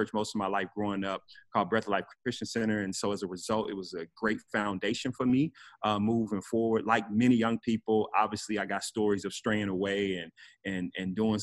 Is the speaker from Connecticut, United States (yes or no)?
no; Memphis, Tennessee, United States; now in Homestead, United States; I am originally from Memphis, Tennessee, former hip hop artist